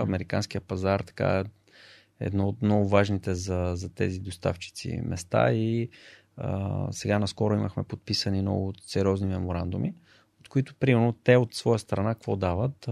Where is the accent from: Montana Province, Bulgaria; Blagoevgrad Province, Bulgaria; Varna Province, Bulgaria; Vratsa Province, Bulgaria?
Blagoevgrad Province, Bulgaria; Blagoevgrad; moved away as an adult; also born or lived in Sofia; съм от Благоевград, там всички са футболисти